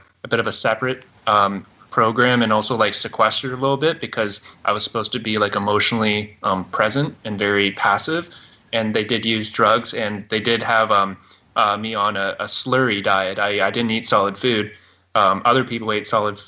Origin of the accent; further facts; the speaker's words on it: Canada; I am a Canadian